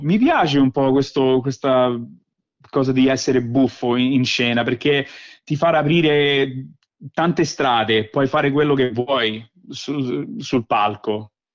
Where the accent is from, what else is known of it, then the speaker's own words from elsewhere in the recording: Rome, Lazio, Italy; accent: Roman (romanaccio); also born or lived in Velletri, Italy; now in Australia; ho l'accento romano perché papà mi ha cresciuto, eh, mi ha sempre parlato in, in romano, un po' ram, romanaccio